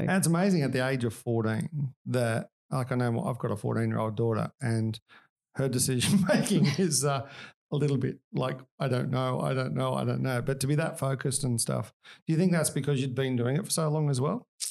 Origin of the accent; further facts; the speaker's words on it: Australia; I am Australian